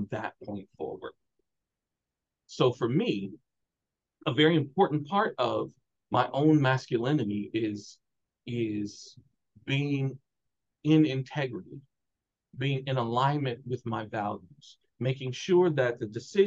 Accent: Chicago, Illinois, United States; I'm from Chicago, Black, working class

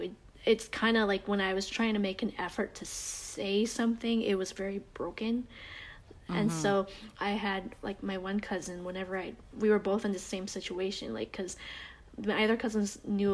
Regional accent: Canada; accent: Canadian; moved away as an adult; also born or lived in United States; I have the Canadian accent

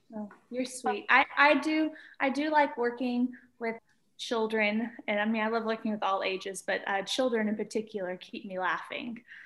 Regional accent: Arkabutla, Mississippi, United States; also born or lived in Memphis, Tennessee; I grew up in Mississippi in a town called Arkabutla, Mississippi

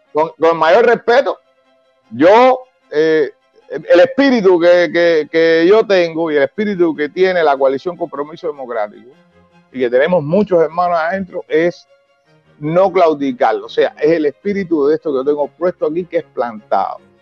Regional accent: Cuba; Yo no estoy fuera de mi país, yo estoy luchando en mi país y estoy luchando por mi país

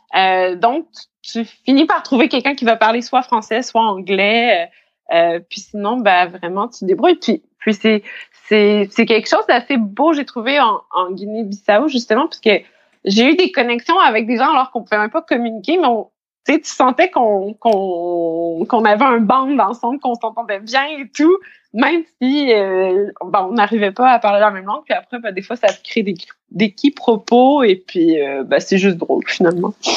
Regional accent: Saint-Hyacinthe, Quebec, Canada; first language French; moved away as an adult; also born or lived in Montreal; now in Abidjan, Côte d'Ivoire; je suis canadienne, québécoise. J'ai grandi à Saint-Hyacinthe, en Montérégie.

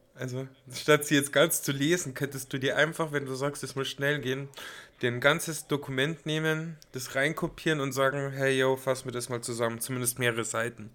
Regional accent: Passau, Bavaria, Germany; moved away; bei uns in Passau, also damals, wo ich auch noch in Passau gelebt habe

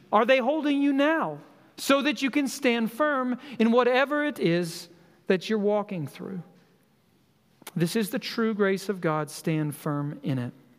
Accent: Colorado, United States; moved away; I grew up in Colorado

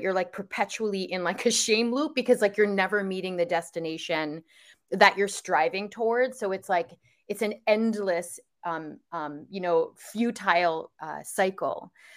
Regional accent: outside of New York, United States; moved away as an adult; now in California, United States; I grew up outside of New York

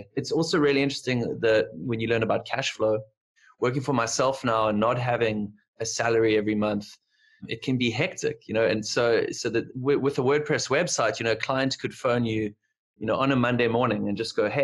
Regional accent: Cape Town, Western Cape, South Africa; I'm from Cape Town, South Africa

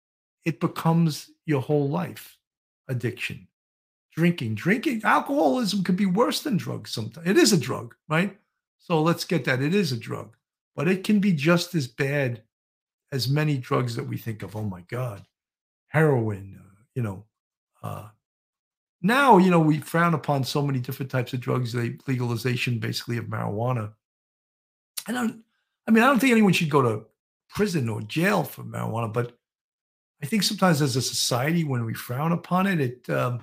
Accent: Ireland; Kelly, I'm Irish too, and lots of drinkers.

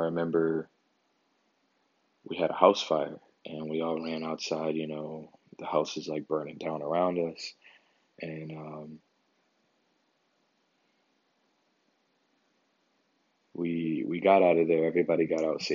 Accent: Philadelphia, Pennsylvania, United States; me growing up in North Philadelphia.

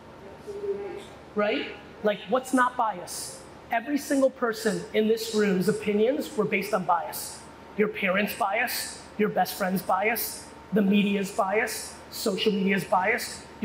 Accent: United States; also born or lived in USSR; I was born in the USSR. I grew up in America in the 80s

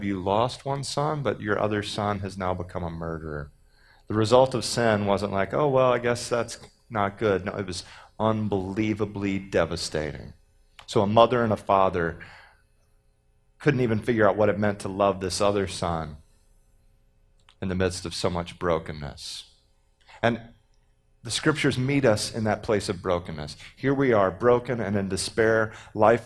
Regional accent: Texas, United States; I'm from Texas.

